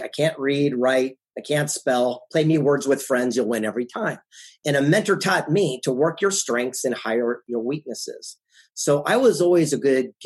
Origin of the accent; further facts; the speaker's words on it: San Diego, California, United States; also born or lived in Del Mar, California / Carlsbad, California; The mean streets of San Diego, California, West Coast, down in Del Mar